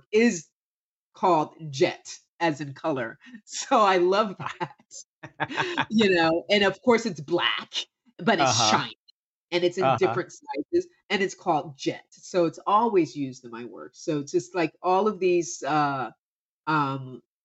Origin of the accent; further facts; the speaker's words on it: Camden, New Jersey, United States; growing up from Camden, New Jersey